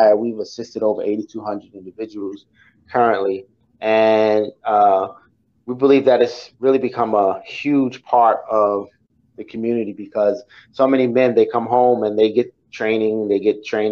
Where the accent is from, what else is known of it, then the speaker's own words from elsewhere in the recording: New York City, New York, United States; I'm from Brooklyn